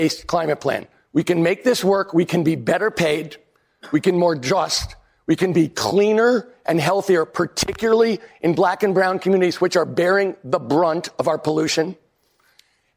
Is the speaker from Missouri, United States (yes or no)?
no; California, United States; In California, I'm from California